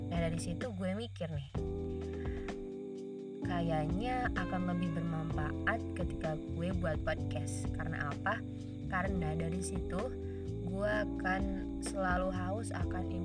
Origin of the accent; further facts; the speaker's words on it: Ciamis, West Java, Indonesia; Ya, gua berasal dari Ciamis, Jawa Barat.